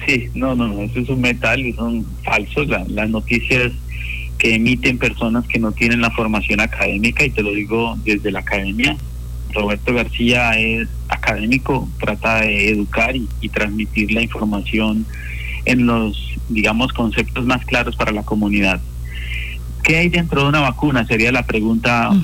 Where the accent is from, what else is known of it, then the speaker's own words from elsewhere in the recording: Colombia; fui uno de los eh, que participó como 340 colombianos primeros vacunados